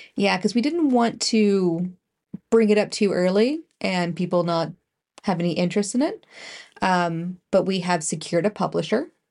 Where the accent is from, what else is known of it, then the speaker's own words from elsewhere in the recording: Canada; being Canadian ish